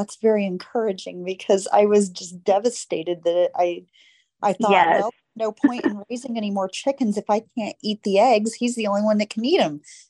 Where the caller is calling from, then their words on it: Indiana, United States; I'm calling from Indiana.